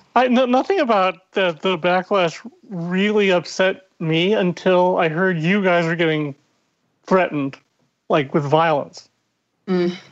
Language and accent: English; Ireland; as an Irish angry narcissist